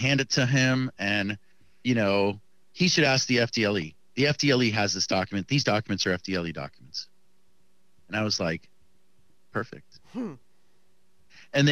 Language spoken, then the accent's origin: English; Miami, Florida, United States; I live in the city of Miami